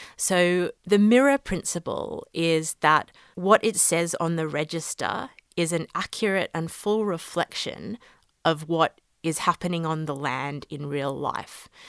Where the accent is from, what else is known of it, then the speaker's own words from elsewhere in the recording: Australia; moved away as an adult; now in London, United Kingdom; I'm Australian originally